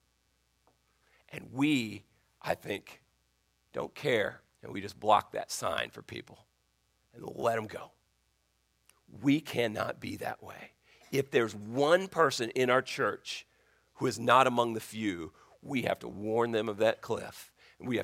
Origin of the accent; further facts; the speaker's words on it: Colorado, United States; now in Virginia, United States; where I grew up in Colorado